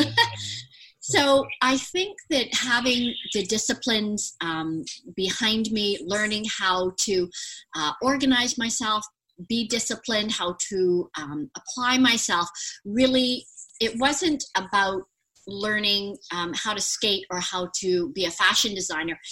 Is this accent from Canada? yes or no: yes; Vancouver, British Columbia, Canada; I actually um, was born and raised in Vancouver, British Columbia